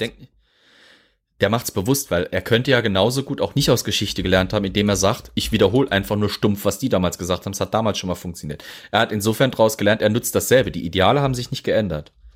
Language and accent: German; Germany; bei uns in Deutschland